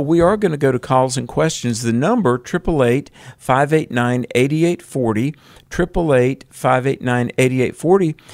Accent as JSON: {"language": "English", "region": "North Carolina", "country": "United States", "tie": "born or raised there", "said": "North Carolina. My home state."}